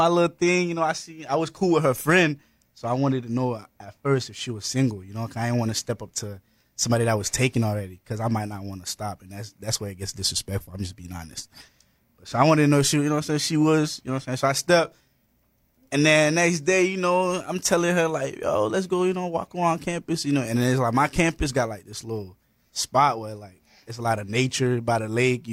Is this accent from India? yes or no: no; Haiti; I'm from Haiti.